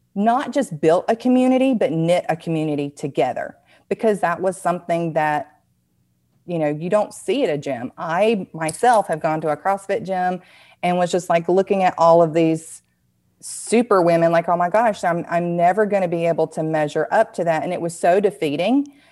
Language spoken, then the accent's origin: English; the South, United States; accent: Southern; my Southern accent